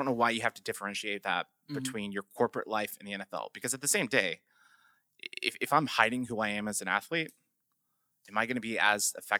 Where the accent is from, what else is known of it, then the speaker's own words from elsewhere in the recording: The Woodlands, Texas, United States; now in Houston, United States; I grew up in the Woodlands, yeah. north of town. I live downtown Houston.